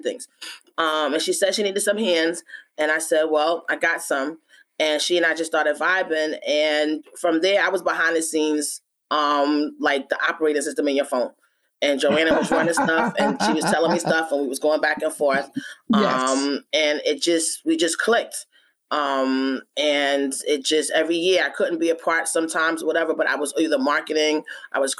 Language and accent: English; New York, United States; also born or lived in Philadelphia; I'm from New York